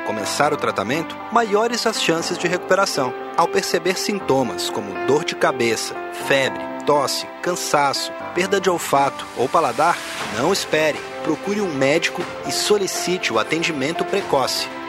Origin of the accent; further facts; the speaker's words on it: Brazil; Eu sou brasileiro